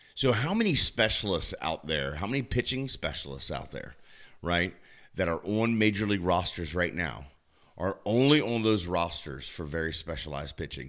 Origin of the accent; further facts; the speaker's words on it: Southern Maryland, United States; moved away; my hometown back in Maryland, the Southern Maryland Blue Crabs